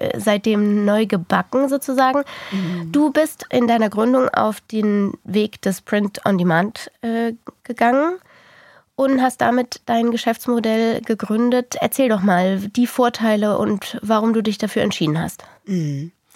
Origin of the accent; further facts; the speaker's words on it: Germany; bei uns in Deutschland